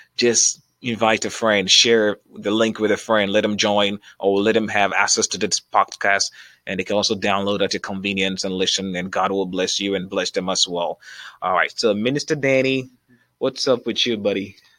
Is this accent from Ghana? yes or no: yes; Ghana; now in Columbus, United States; our background is from Africa. We're from Ghana